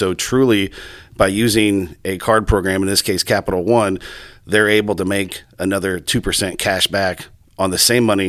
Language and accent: English; Johnston, Iowa, United States; I was born and raised in Johnston, sandbox kid, K through 12.